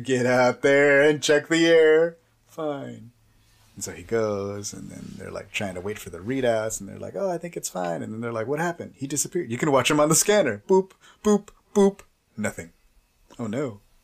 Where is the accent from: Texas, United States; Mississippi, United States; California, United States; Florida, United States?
Texas, United States; I'm like from Texas